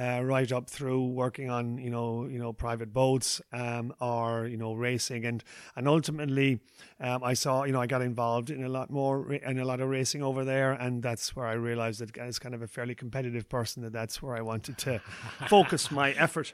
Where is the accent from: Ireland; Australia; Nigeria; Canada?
Ireland; Ballinskelligs, Munster; interviews, uh, in my hometown